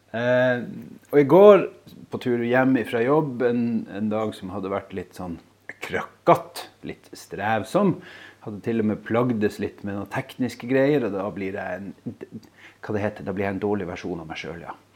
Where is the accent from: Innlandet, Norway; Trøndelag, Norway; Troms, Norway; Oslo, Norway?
Troms, Norway; Skjervøy; Jeg bor altså på Skjervøy